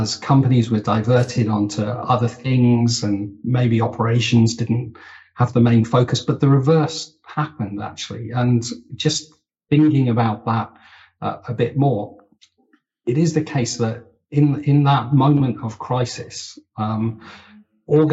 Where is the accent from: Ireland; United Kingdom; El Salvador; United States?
United Kingdom; as a Brit